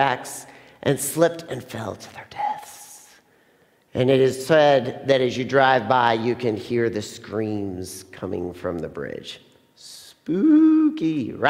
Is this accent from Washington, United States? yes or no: no; Plainfield, Indiana, United States; I grew up in Plainfield